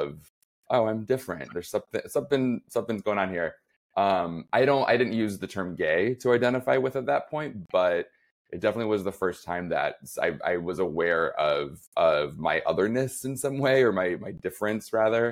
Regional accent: Flint, Michigan, United States; moved away as an adult; also born or lived in New York; now in Chicago, United States; I grew up right outside of Flint, Michigan.

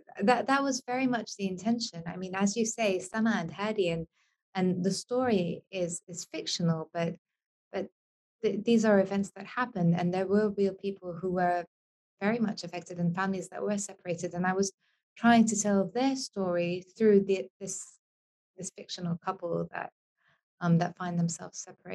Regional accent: Beirut, Beirut Governorate, Lebanon; English is a second language; also born or lived in Glasgow / Washington, D.C.; I was born in Lebanon, in Beirut, but I've been lucky to have lived in many different places. I lived in Glasgow when I was a kid.

